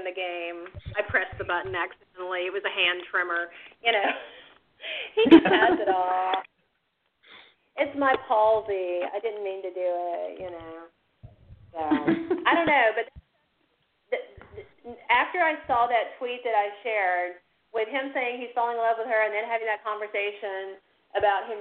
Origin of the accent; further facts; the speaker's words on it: near Villa Rica, West Georgia, United States; near the town where I grew up. Because I grew up, I told you that I'm from the South too